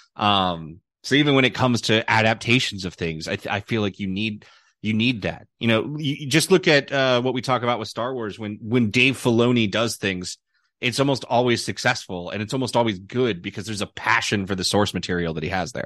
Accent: United States; being an American

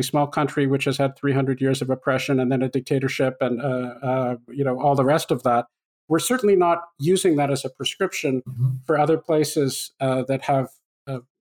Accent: Canada; I grew up in Canada

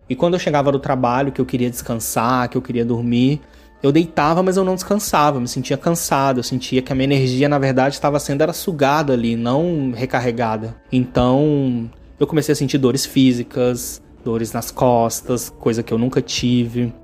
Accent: Goiânia, Goiás, Brazil; moved away as an adult; now in Rio de Janeiro, Brazil; eu sou natural de Goiânia e atualmente eu moro no Rio de Janeiro.

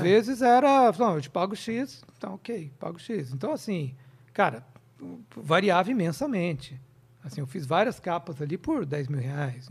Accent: interior of Minas Gerais, Brazil; moved away; eu sou do interior de Minas, minha cidade é desse tamanho, 20 mil habitantes

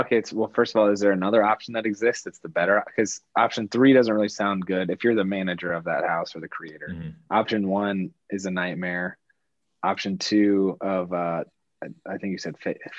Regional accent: Midwest, United States; we come from Midwest families, like middle-class Midwest families.

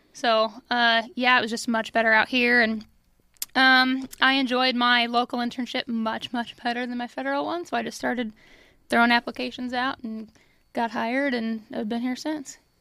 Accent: Illinois, United States; moved away as an adult; now in Kansas City area, United States; I'm from Illinois

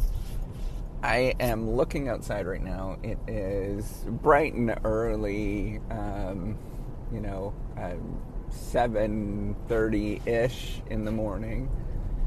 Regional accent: Northern Ontario, Canada; I grew up in Northern Ontario and in Northern Canada

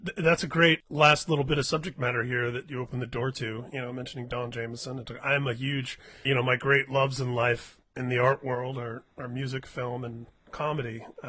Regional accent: Indiana, United States; I'm growing up in Indiana in the late 70s and early 80s

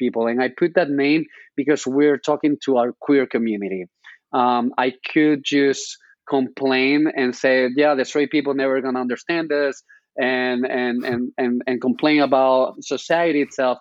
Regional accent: Spain; English is a second language; moved away as an adult; now in New York, United States; I'm coming from Spain, so that's why this cute accent that you can hear right now

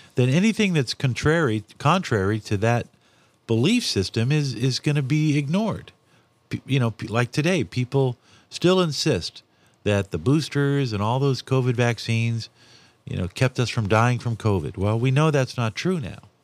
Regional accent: Santa Barbara, California, United States; as a kid, growing up in Santa Barbara

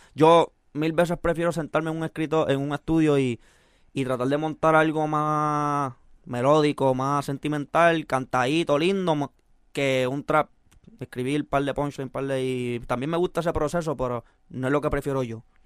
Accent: Puerto Rico; also born or lived in San José, California; Yo soy boricua de corazón, pero mexicano de sangre

